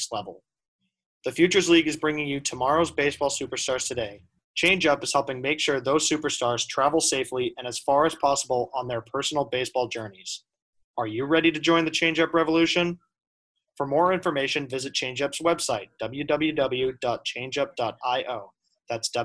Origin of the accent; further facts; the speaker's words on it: Hingham, Massachusetts, United States; I'm from Hingham